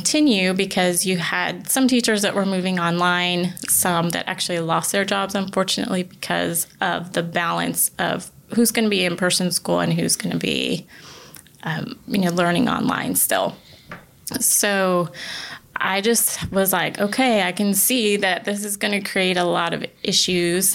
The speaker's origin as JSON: {"language": "English", "region": "Connecticut", "country": "United States", "tie": "born or raised there", "moved": "yes", "lives_now": "South Carolina, United States", "said": "I'm actually originally from the Northeast. I grew up in Connecticut"}